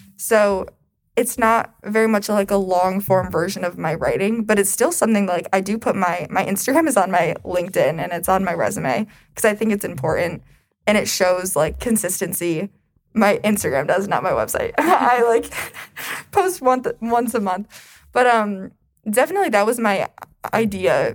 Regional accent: Detroit, Michigan, United States; I'm from Metro Detroit

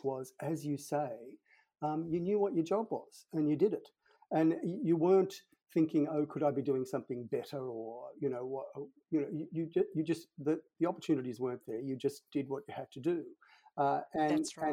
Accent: Sydney, New South Wales, Australia; I grew up in Sydney, and in the suburb where I grew up, we were the only Catholic family in a Protestant street

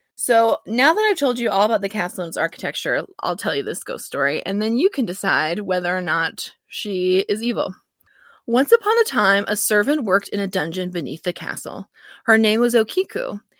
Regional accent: United States; I'm an American

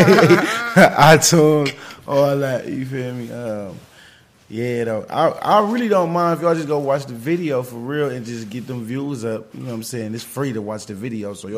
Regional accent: Cleveland, Ohio, United States; now in Atlanta, United States; I'm born and raised from Cleveland

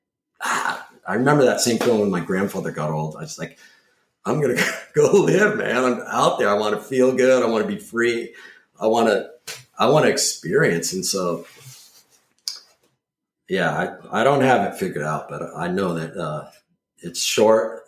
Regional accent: Cambria, California, United States; also born or lived in Malibu, California / Ventura, California; now in Mendocino, United States; growing up in Cambria, which was another tourist destination

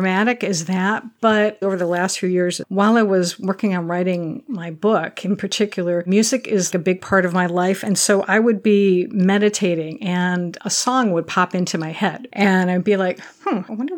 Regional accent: Michigan, United States; I grew up in Michigan

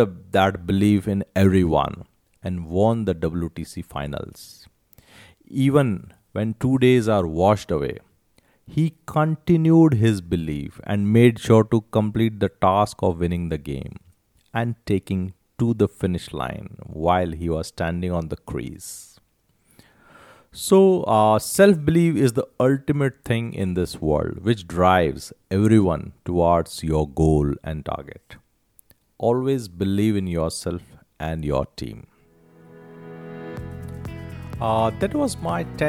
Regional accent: India; as an Indian

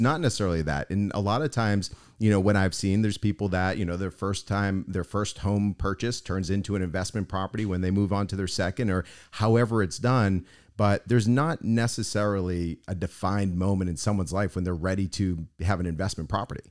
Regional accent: Boston, Massachusetts, United States; now in South Florida, United States; I'm originally from Boston

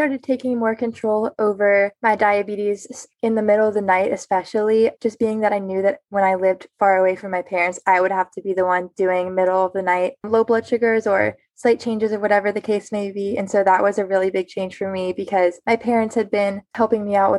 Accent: Lake Wylie, South Carolina, United States; I am from Lake Wylie, South Carolina, and I am starting my sophomore year of college. I go to Clemson University.

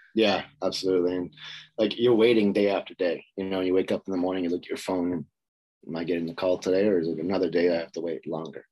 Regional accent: Boston, Massachusetts, United States; moved away as an adult; also born or lived in Louisiana; now in Sweden; I was growing up in Boston, Massachusetts, and played there until my junior career

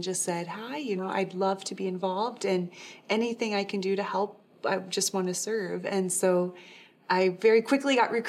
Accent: Yorktown, Indiana, United States; I grew up in Yorktown, Indiana

